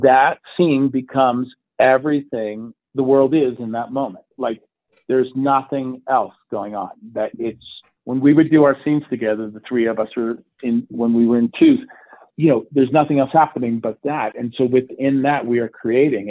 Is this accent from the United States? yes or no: yes; the South, United States; moved away; I grew up a bit in the South. Uh, actually, most of my youth was in the South